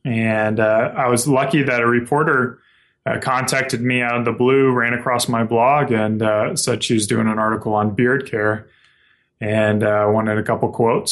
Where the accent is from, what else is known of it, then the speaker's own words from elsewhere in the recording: South Carolina, United States; moved away as an adult; now in Spokane, United States; I grew up in South Carolina and moved out here about five years ago